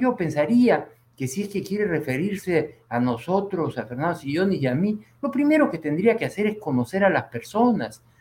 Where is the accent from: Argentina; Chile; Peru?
Peru; Yo he nacido en el Perú y he vivido toda mi vida en el Perú